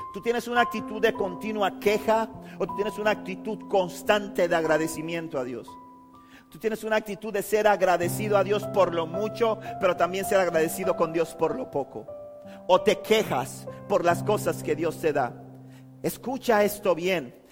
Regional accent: Panama City, Panama; moved away; Cuando viví en Panamá, cuando yo me crié en Río Abajo, en, era pequeño, conocía a todos mis amigos por apodo

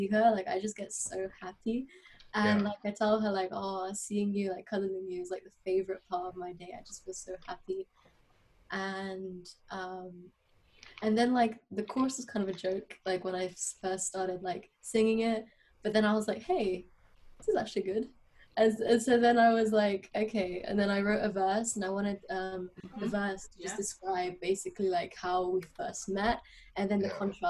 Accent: London, United Kingdom; I was born in London, but both my parents are Bulgarian

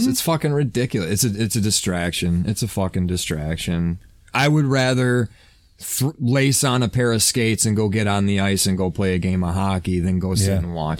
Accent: Michigan, United States; growing up in Michigan.

